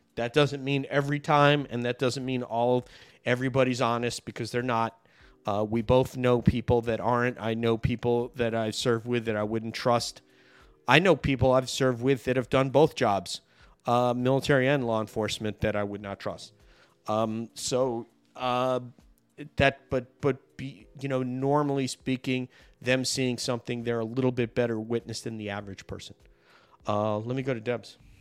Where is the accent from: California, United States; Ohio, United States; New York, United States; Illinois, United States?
New York, United States; my home state